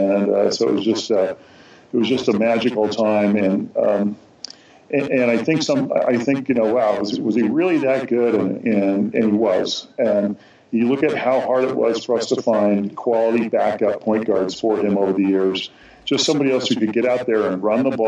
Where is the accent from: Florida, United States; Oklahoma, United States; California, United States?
California, United States; Los Angeles; growing up in Los Angeles